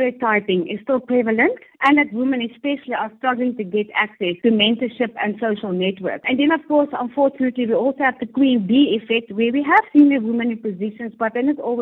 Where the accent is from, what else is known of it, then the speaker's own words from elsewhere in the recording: South Africa; I'm proudly South African